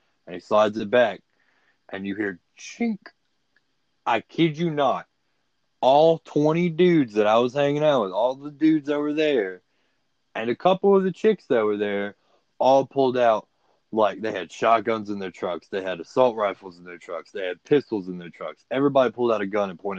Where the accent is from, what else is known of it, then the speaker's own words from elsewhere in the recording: Livingston, Texas, United States; moved away as an adult; also born or lived in Houston area, Texas; now in Big Sandy, United States; I'm from Livingston.